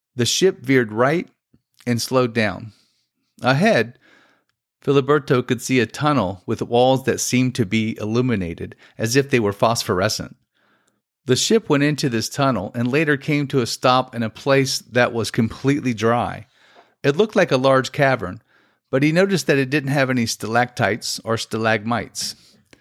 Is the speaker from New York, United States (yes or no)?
no; Florida, United States; I'm from Florida and was living here at that time